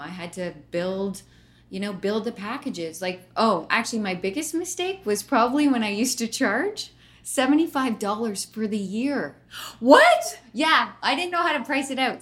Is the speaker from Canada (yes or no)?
yes; Brantford, Ontario, Canada; I grew up in Brantford, Ontario